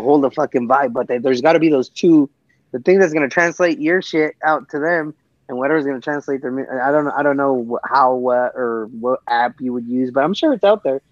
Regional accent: California, United States; I'm a Californian

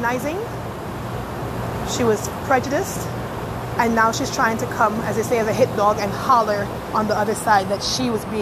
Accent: New York City, New York, United States; I'm from Brooklyn

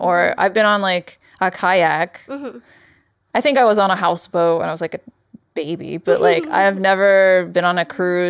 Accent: California, United States; I'm from the central coast of California, and there's a huge Azorean Portuguese population there in my hometown for a reason.

